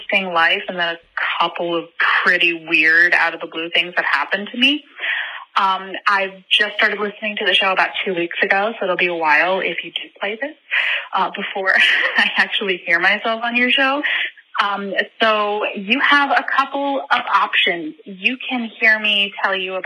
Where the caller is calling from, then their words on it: Ireland; I'm calling from Ireland.